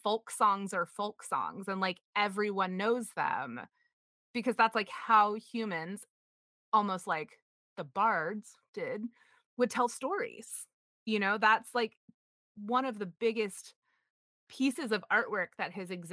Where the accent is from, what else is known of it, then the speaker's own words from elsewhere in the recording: United States; I was raised in Puritanical America